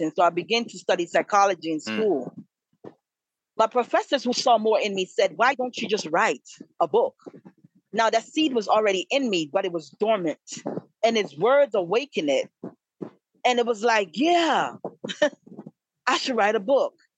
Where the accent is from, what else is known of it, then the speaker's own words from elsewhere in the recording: Kingston, Jamaica; now in DMV area, United States; I was originally born and raised in Kingston, Jamaica